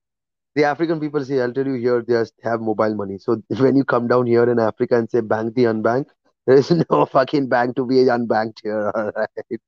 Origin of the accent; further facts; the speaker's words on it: England, United Kingdom; I'm English. I'm telling you.